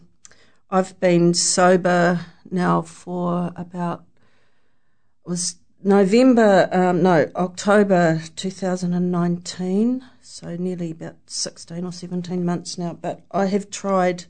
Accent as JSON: {"language": "English", "town": "Hamilton", "region": "Waikato", "country": "New Zealand", "said": "I'm from Hamilton"}